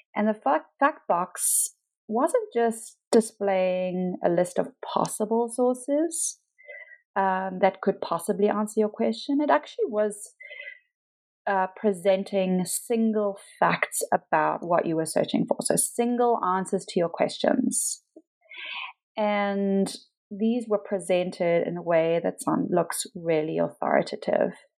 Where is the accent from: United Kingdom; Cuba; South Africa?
South Africa; Pietermaritzburg, KwaZulu-Natal; moved away; so I am South African. I lived in South Africa most of my life. I was born in a small town called Pietermaritzburg uh, near Durban, uh, which is on the kind of east coast of South Africa.